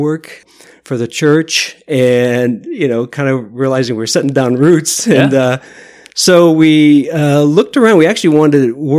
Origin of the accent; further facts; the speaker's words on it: Omaha, Nebraska, United States; moved away; I went back to my hometown, Omaha